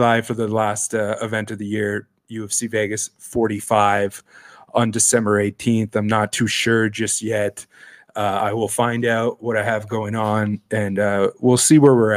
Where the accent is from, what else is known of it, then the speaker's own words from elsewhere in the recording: Sudbury, Ontario, Canada; moved away as an adult; now in Toronto, Canada; I moved back home and worked in the mines and the smelter in Sudbury from like late 2010 until 2015. Got sick of my hometown again